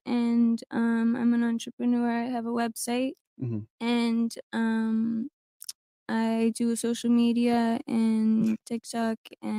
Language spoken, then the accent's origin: English; South Carolina, United States; now in Fort Lauderdale, United States; I'm from South Carolina, but I live in Fort Lauderdale.